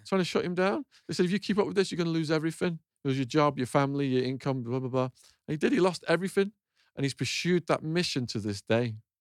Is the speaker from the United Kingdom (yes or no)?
yes; Northern England, United Kingdom; moved away as an adult; also born or lived in Arizona, United States; my hometown, and I, I've been away for sixteen, seventeen years